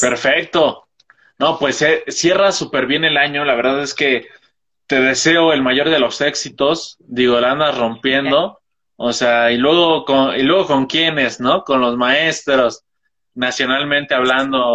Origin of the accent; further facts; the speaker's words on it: Toluca, State of Mexico, Mexico; yo soy de Toluca, o sea, es un estado al lado del DF